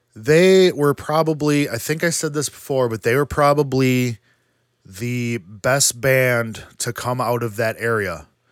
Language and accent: English; Wisconsin, United States; we're from Wisconsin